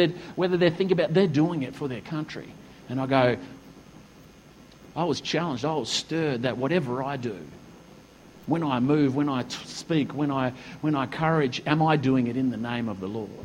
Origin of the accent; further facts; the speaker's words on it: Australia; When we sing the Australian anthem, I'm stirred as an Australian